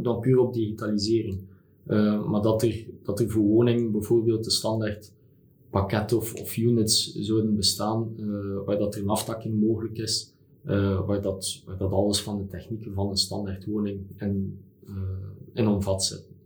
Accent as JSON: {"language": "Dutch", "country": "Belgium"}